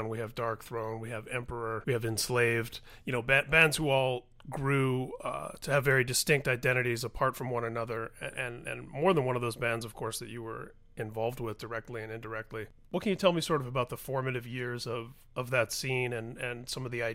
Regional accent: Indiana, United States; I grew up in Indiana

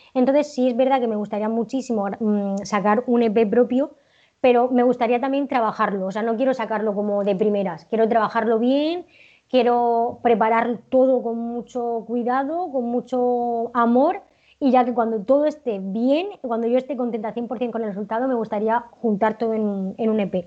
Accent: Region of Murcia, Spain; yo soy de la región de Murcia

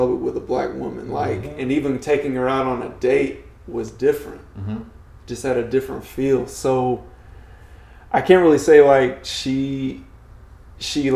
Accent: Cleveland, Georgia, United States; my hometown is Cleveland, Georgia

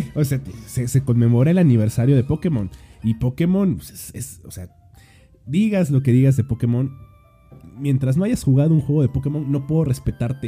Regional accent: Mexico; soy mexicano

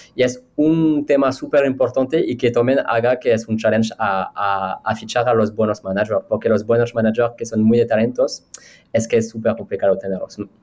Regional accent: France; Spanish is a second language; now in Spain; yo haciendo una entrevista como francés

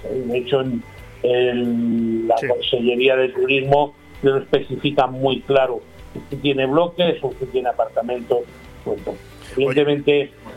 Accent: Talavera de la Reina, Castilla-La Mancha, Spain; Yo soy de Talavera de la Reina

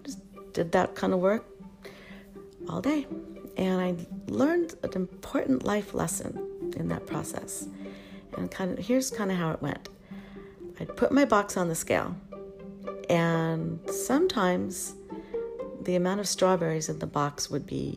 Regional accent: Oxnard, California, United States; We were growing up in Oxnard, California

